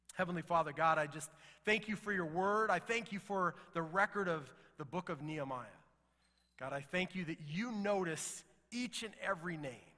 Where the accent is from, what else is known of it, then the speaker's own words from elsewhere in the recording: United States; we, as an American people